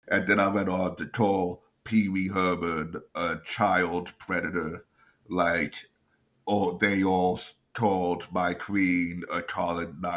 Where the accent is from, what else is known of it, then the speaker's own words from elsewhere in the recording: England, United Kingdom; moved away; I was born in England